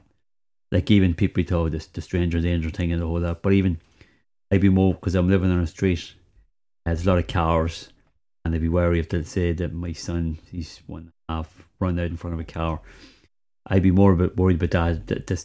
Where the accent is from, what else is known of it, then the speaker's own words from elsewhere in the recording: Dundalk, County Louth, Ireland; also born or lived in London / New York; when I was a kid growing up in Pierce Park